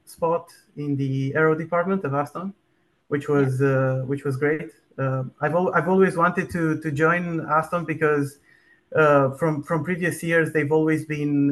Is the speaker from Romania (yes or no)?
yes; Bucharest, Romania; moved away as an adult; now in Delft, Netherlands; I'm born and raised in Bucharest, Romania, but I went to study in the Netherlands aerospace engineering